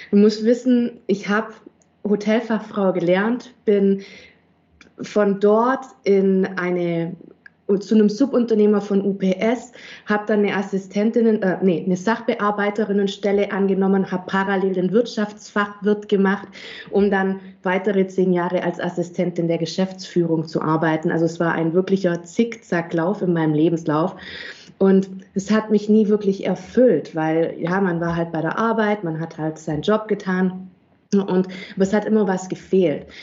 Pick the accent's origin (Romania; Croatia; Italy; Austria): Italy; Auletta, Campania; now in Germany; ein einzigartiges, hochwertiges Olivenöl aus meinem Heimatdorf Auletta in Süditalien.